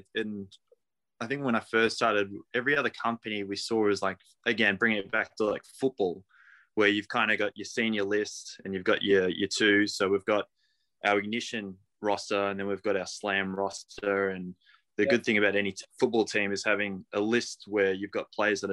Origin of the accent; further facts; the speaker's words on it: Torquay, Victoria, Australia; I'm from Torquay.